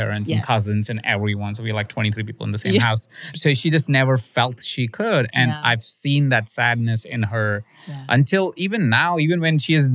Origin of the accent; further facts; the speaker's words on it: India; moved away; I grew up in India